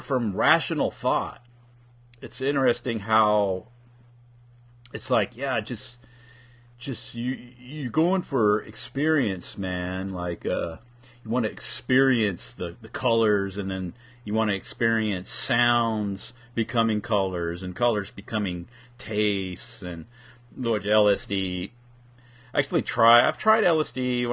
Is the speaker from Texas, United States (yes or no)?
no; California, United States; moved away; I'm originally from California